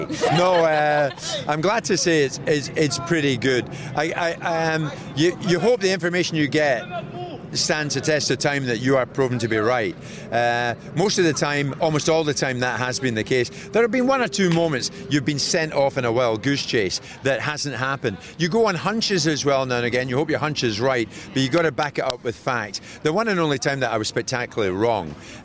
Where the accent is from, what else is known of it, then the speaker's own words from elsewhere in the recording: Scotland, United Kingdom; I'm Scottish